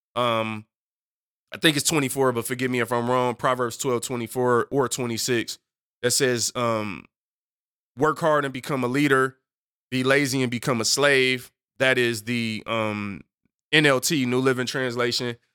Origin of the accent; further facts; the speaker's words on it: Detroit, Michigan, United States; I'm from Detroit